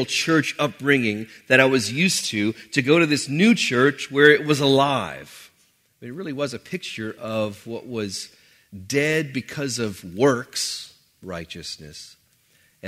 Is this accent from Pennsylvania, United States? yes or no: no; New Orleans, Louisiana, United States; I grew up in New Orleans, typical New Orleans upbringing